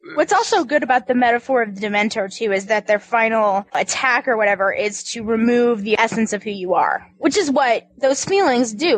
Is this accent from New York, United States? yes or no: no; Kansas, United States; moved away; I'm from Kansas